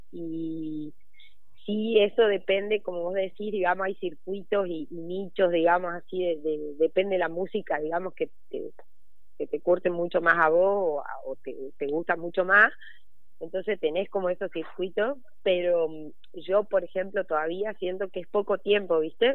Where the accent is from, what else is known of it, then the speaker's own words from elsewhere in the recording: Jujuy, Argentina; also born or lived in Córdoba, Argentina; now in Buenos Aires, Argentina; yo nací ahí en Jujuy